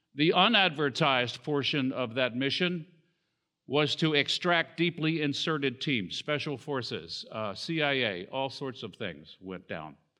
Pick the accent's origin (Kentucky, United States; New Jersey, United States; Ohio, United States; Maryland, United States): Maryland, United States; Southern; also born or lived in Washington, D.C. / Baltimore; there weren't any hospitals in the area where, uh, we lived at the time in Southern Maryland